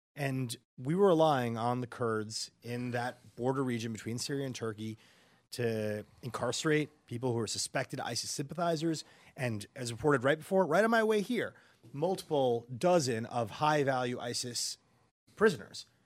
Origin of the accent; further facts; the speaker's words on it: New York, United States; I'm from New York. I grew up there, you know, in the 80s, 90s